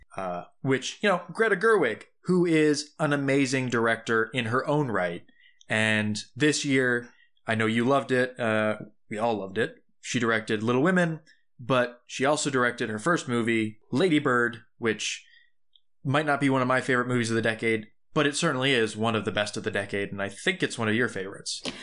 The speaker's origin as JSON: {"language": "English", "town": "Tucson", "region": "Arizona", "country": "United States", "tie": "born or raised there", "moved": "yes", "said": "Tucson, my home, my hometown"}